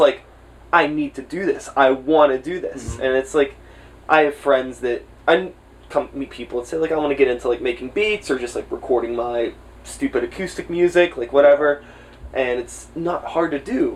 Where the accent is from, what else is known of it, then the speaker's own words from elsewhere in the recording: Swissvale, Pennsylvania, United States; I grew up in Swissvale